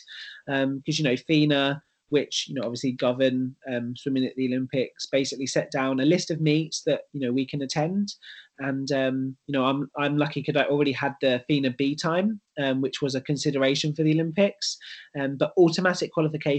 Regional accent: London, United Kingdom; moved away as an adult; now in Manchester, United Kingdom; London is my hometown

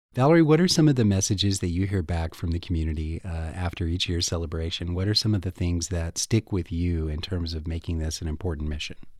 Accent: Fort Worth, Texas, United States; now in Tucson, United States; I grew up in Texas, in Fort Worth

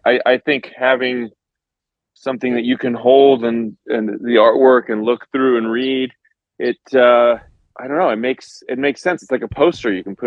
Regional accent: Los Angeles, California, United States; moved away as an adult; also born or lived in New York; I grew up here. I was born in Los Angeles.

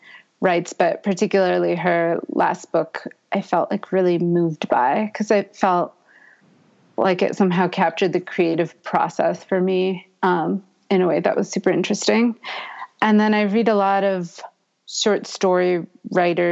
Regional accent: Boston, Massachusetts, United States; moved away; also born or lived in New Orleans; I grew up in Boston

